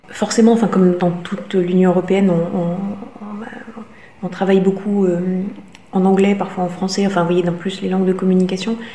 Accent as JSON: {"language": "French", "town": "Strasbourg", "region": "Grand Est", "country": "France", "moved": "yes", "lives_now": "Riga, Latvia", "said": "je suis strasbourgeoise"}